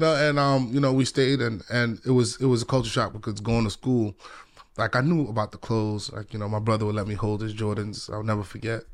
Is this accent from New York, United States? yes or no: yes; New York City, New York, United States; also born or lived in Ghana; I grew up in the Bronx